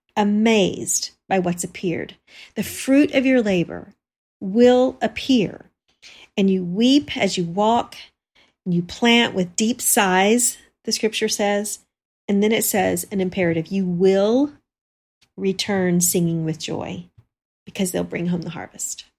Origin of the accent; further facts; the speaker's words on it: Texas, United States; growing up in Texas